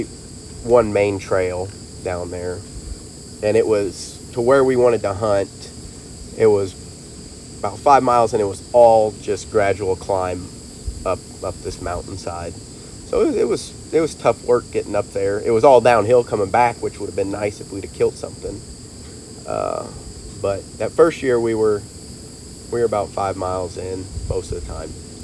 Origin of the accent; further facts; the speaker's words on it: Missouri, United States; I'm from Missouri